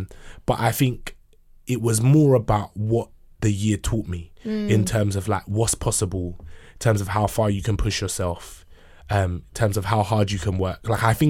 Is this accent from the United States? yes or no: no; Barbados; I'm from Barbados.